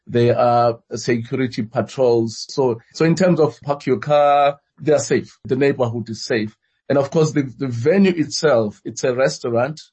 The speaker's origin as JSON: {"language": "English", "country": "South Africa"}